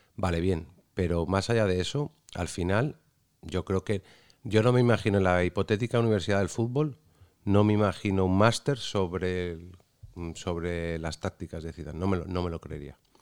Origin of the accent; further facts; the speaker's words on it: Cádiz, Andalusia, Spain; mi Cádiz. Por eso de que soy de allí